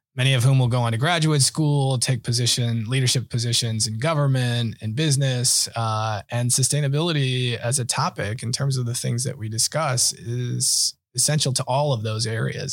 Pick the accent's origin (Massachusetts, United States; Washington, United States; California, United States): Washington, United States; moved away as an adult; also born or lived in Minnesota; now in New York, United States; I grew up in Washington State and then went to, uh, uh, college in Minnesota